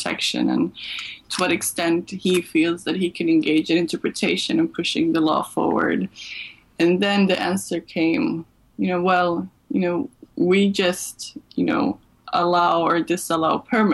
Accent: Malmö, Skåne, Sweden; also born or lived in Serbia; I'm of Serbian origin, but I grew up in Sweden, and I left Sweden when I was 19, and then I came back 10 years later to work at Lund University

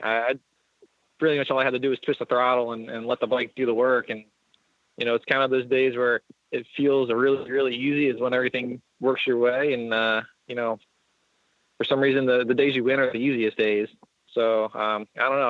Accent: Lancaster, Pennsylvania, United States; technically Lancaster, Pennsylvania

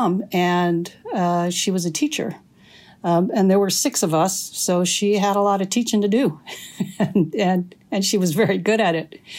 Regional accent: Houghton, Michigan, United States; I grew up on the Keweenaw Peninsula, which juts up. You know, if you look at Lake Superior, it looks like the head of a wolf. And so where I grew up was right in the mouth of the wolf, in Houghton, Michigan

